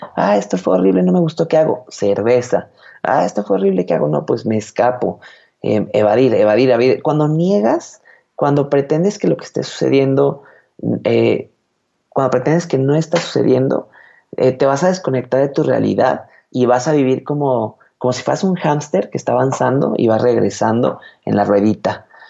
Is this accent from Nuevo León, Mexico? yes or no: no; Guadalajara, Jalisco, Mexico; soy de Guadalajara, Jalisco, México